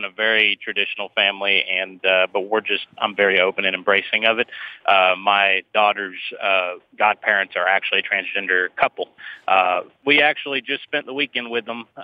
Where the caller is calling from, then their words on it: Minnesota, United States; Um, down towards Minneapolis area, but a little bit southern.